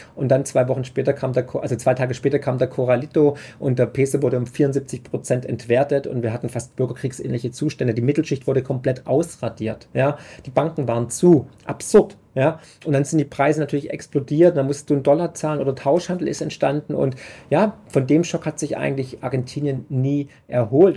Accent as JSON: {"language": "German", "region": "Swabia", "country": "Germany", "also_born_or_lived": "Vermont", "said": "ich bin halt Schwabe"}